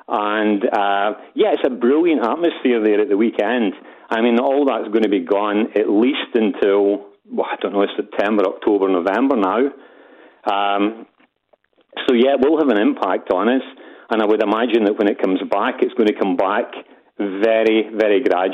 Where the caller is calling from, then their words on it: Geretsried, Bavaria, Germany; Yeah, I'm calling in from Geretsried, which is about 30 kilometres south of Munich.